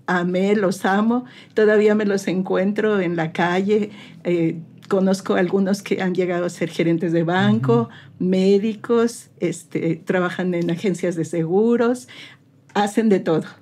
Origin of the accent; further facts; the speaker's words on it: Mexico City, Mexico; moved away as an adult; also born or lived in United States; now in Saltillo, Mexico; soy originaria de la Ciudad de México, pero hay mucha gente que dice que soy de Saltillo y orgullosamente digo que sí soy de Saltillo, porque ya tengo pues más de 30 años de vivir aquí